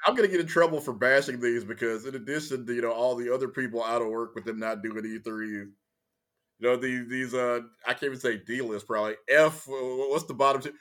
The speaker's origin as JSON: {"language": "English", "region": "Louisiana", "country": "United States", "tie": "born or raised there", "also_born_or_lived": "Texas", "moved": "yes", "said": "I was from Louisiana, I was born in, it, it, they've changed the name since, but I was born at Confederate Memorial Hospital"}